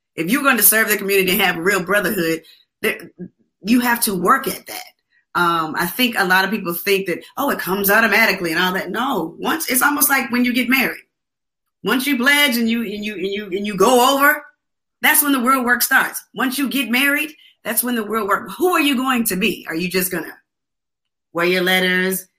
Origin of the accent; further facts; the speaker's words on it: Atlanta, Georgia, United States; I'm from Atlanta